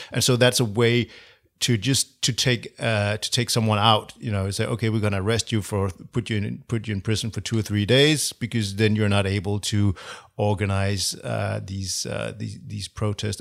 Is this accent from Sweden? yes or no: no; Copenhagen, Capital Region of Denmark, Denmark; I'm from Copenhagen, yes. Born